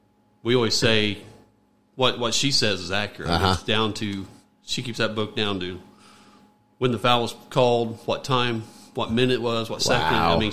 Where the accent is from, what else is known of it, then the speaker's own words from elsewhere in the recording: Gas City, Indiana, United States; moved away as an adult; I am from Gas City. I went to graduated in 1989 from Miss Central High School, left shortly thereafter, thought I'd never come back to Gas City.